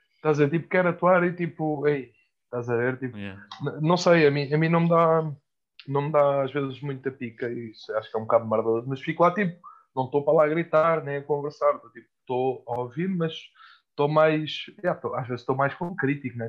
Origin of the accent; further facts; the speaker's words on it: Mafra, Lisbon, Portugal; minha terra, que é Mafra